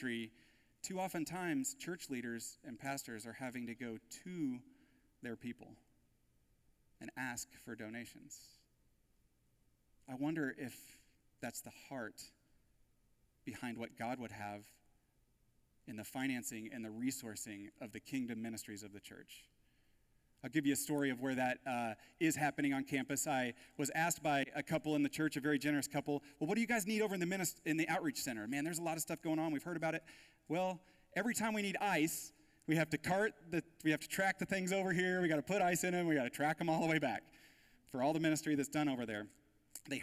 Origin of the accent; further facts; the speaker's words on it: United States; the wealth and resources that we have as American Christians